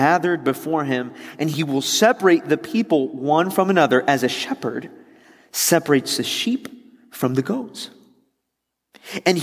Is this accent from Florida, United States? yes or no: yes; Miami, Florida, United States; also born or lived in West Palm Beach; I grew up in Miami